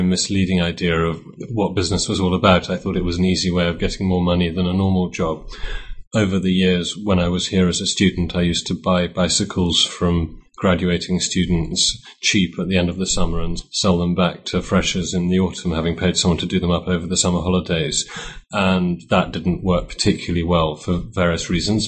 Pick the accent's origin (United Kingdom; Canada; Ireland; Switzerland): United Kingdom; moved away as an adult; also born or lived in Cambridge; now in Poland; I'm British and went to Cambridge between 1985 and 1988, reading economics. In 1991, I moved to Poland